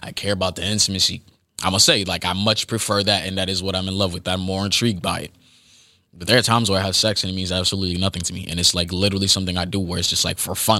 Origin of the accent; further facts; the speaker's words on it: Boston, Massachusetts, United States; I am from Boston, Massachusetts